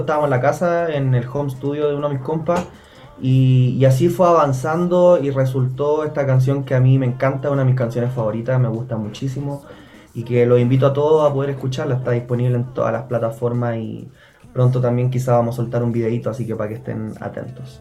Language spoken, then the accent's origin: Spanish; Bulnes, Ñuble, Chile; Vengo de una población, de un barrio muy humilde en, en Bulnes, en la región de Ñuble